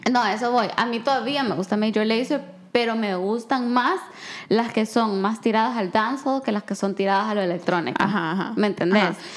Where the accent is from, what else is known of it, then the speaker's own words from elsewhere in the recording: El Salvador; yo crecí en El Salvador